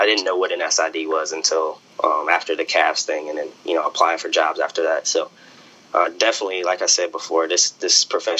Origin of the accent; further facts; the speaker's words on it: Detroit, Michigan, United States; moved away as an adult; I knew nothing about it growing up in Detroit.